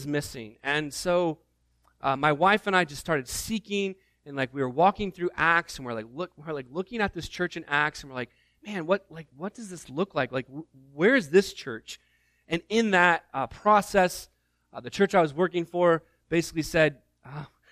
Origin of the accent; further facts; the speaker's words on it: Northeast Indiana, United States; moved away; growing up in Northeast Indiana